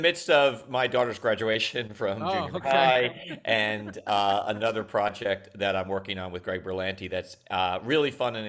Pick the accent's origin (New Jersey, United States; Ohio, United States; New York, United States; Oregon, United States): New York, United States; Long Island; I'm from New York. Yeah. And I'm from Long Island specifically.